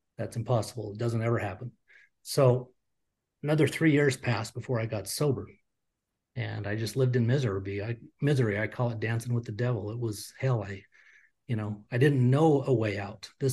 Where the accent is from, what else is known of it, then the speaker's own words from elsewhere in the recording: Utah, United States; I grew up in Utah, which is a very staunch Mormon community